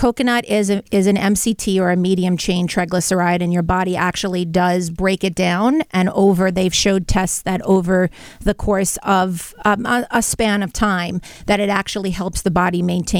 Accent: Brooklyn, New York, United States; You know, growing up in Brooklyn, butter was a staple in our home.

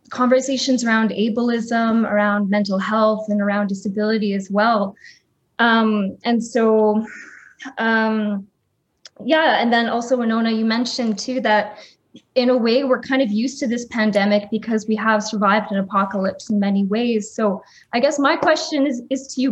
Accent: Winnipeg, Manitoba, Canada; also born or lived in Kuchiching; I'm Anishinaabe from Kuchiching, but born and raised here in Winnipeg

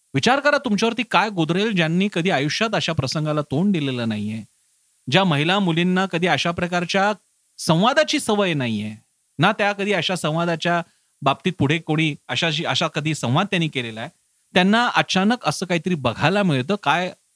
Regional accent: Marathi people, Maharashtra, India; आम्ही मराठी माणसं

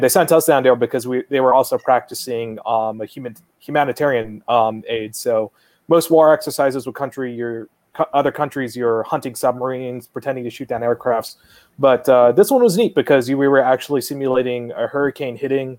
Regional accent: Guam; moved away as an adult; I was born and raised on Guam

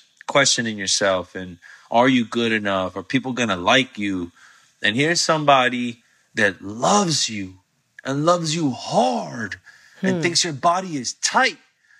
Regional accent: Altamonte Springs, Florida, United States; also born or lived in Orlando; It was in Altamont Springs, Florida, where I grew up

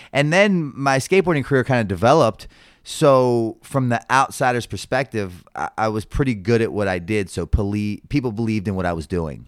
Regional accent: Baltimore, Maryland, United States; born and raised in Baltimore City

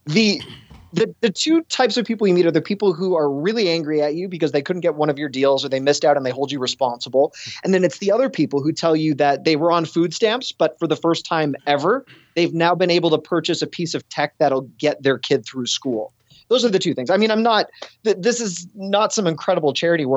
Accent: Toronto, Ontario, Canada; moved away as an adult; also born or lived in Buffalo / Cleveland, Ohio; born and raised in Toronto

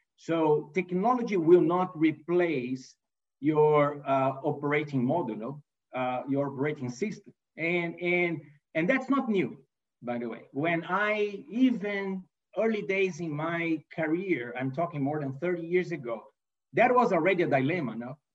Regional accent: Brazil; English is a second language; moved away as an adult; also born or lived in Italy / United States; I'm not a native English speaker, right? So I'm, uh, I was born in Brazil and raised in Brazil.

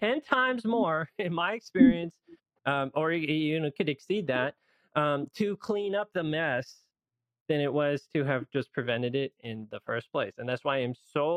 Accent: Loma Linda, California, United States; I live in Loma Linda, California, and that's where I grew up

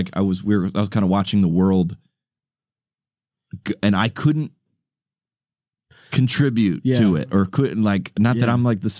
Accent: United States; we're from America.

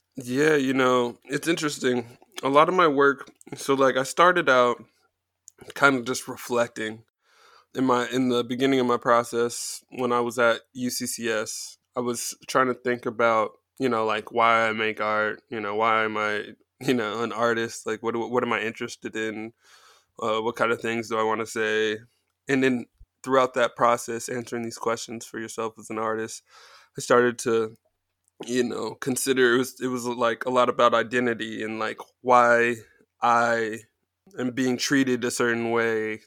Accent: Colorado Springs, Colorado, United States; moved away as an adult; also born or lived in Kansas / Nebraska; now in Brooklyn, United States; I'm pretty much from Colorado Springs.

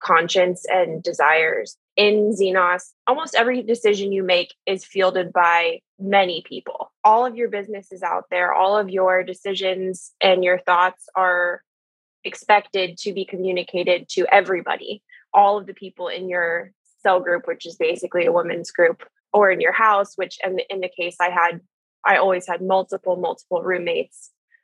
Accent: Columbus, Ohio, United States; I am from Columbus, Ohio, and have lived here my whole life.

